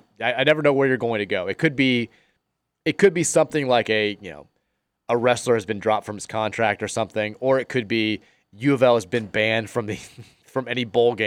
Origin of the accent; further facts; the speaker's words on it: Queens, New York, United States; How you doing, Murray? … I'm from Queens.